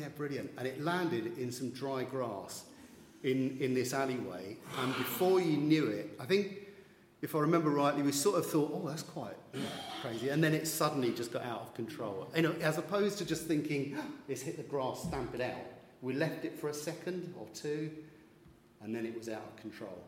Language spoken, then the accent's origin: English; London, United Kingdom; growing up in East London, Essex borders, in Redbridge